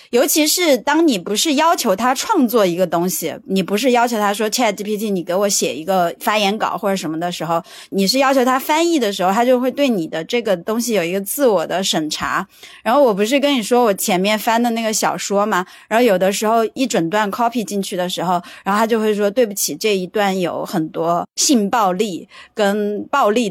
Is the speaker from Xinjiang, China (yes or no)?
no; Sichuan, China; accent: Sichuanese; 我们四川话说